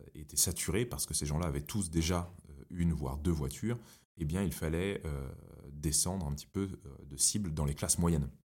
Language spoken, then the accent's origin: French; Paris, Île-de-France, France; J'ai grandi à Paris.